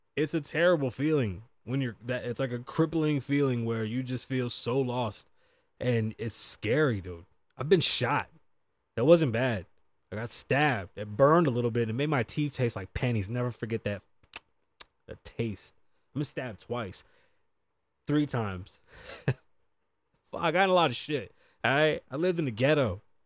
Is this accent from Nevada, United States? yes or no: yes; Las Vegas, Nevada, United States; also born or lived in New York; I'm from the east side of Las Vegas